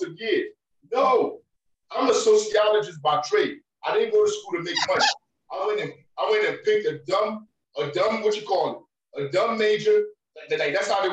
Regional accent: United States; as an American, growing up, living in the system

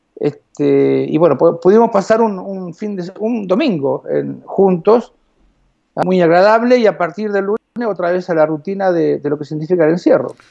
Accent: Morón, Buenos Aires Province, Argentina; moved away; also born or lived in Alto Castelar; yo nací en Morón

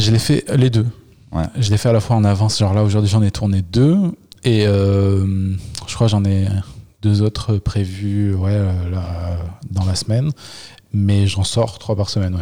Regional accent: Le Puy-en-Velay, Auvergne-Rhône-Alpes, France; moved away; quand j'étais ado j'étais au Puy-en-Velay petite ville d'Auvergne

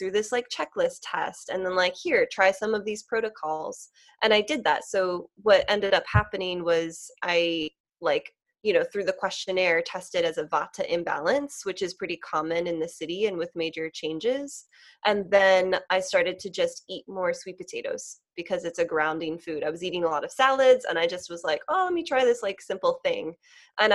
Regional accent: Lancaster, Pennsylvania, United States; moved away as an adult; now in Philadelphia, United States; I grew up like near Lancaster in like the country, and it was a lovely upbringing

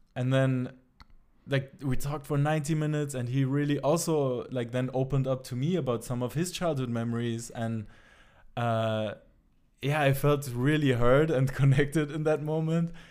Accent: Germany; also born or lived in Tabriz, Iran; now in Amsterdam, Netherlands; the town I grew up in Germany

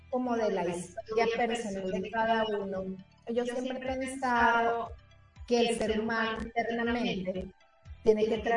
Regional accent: Colombia; also born or lived in Venezuela; yo también soy colombiana, venezolana

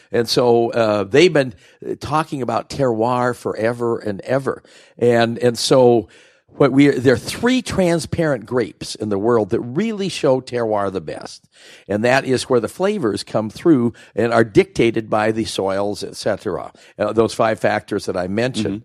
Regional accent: Oregon, United States; moved away as an adult; I grew up here in Oregon

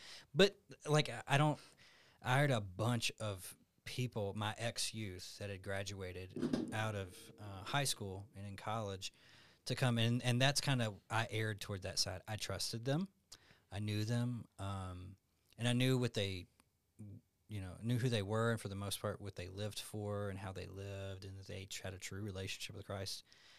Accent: Alabama, United States; now in Tucson, United States; I'm from Alabama.

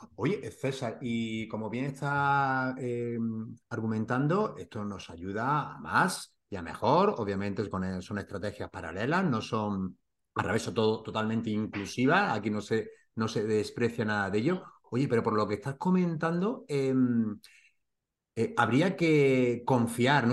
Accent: Granada, Andalusia, Spain; mi tierra, de Granada

